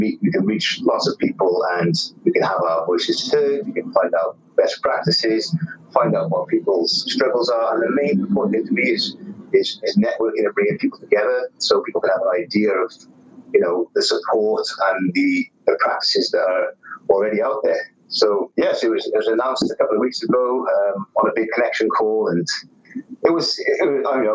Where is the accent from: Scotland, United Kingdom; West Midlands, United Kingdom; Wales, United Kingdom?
Wales, United Kingdom; Cardiff; moved away as an adult; also born or lived in Chelmsford; I grew up in Cardiff, did my degree, and then went on to do my PGCE here in the same city